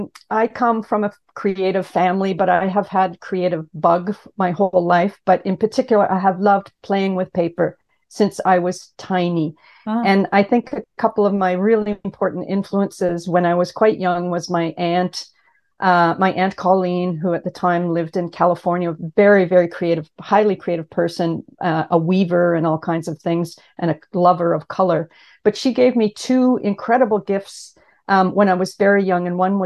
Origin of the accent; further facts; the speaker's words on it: Ottawa, Ontario, Canada; now in Toronto, Canada; I grew up in Ottawa, Canada.